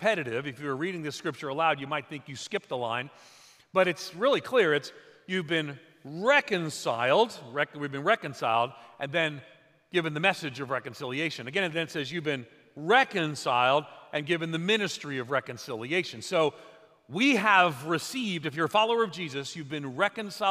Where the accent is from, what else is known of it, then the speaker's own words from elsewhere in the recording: outside of New York City, United States; also born or lived in Nashville / Chicago area (Wheaton); now in Wheaton, United States; I'm from New York, outside of New York City